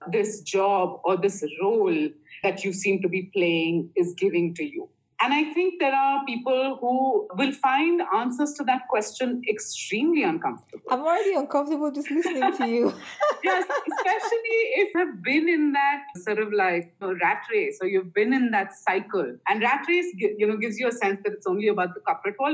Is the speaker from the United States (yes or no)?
no; India; I grew up in you know, my father was in the Air Force in uh, back home in India, and I grew up in Air Force stations all over India, and we moved every two years